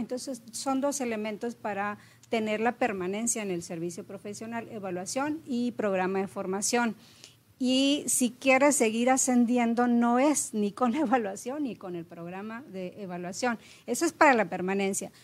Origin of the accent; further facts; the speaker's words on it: Monterrey, Nuevo León, Mexico; moved away as an adult; also born or lived in Tamaulipas; soy regia eh, con ascendencia potosina, es decir, nací aquí, mis padres son de San Luis Potosí